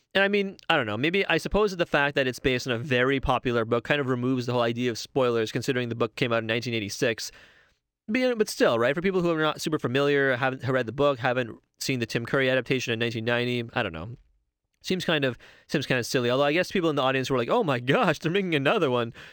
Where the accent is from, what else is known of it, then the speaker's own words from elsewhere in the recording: Toronto, Ontario, Canada; I live in Toronto. I've, I'm born and raised in Toronto.